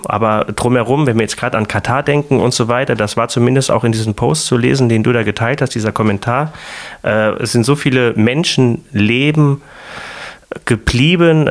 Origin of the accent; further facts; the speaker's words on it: Germany; an uns Deutschen, an unserer Art, wie wir als Deutsche sind